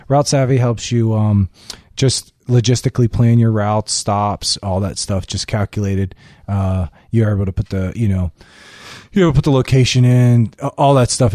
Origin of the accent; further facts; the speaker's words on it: Hollywood, Florida, United States; I grew up in Hollywood, Florida.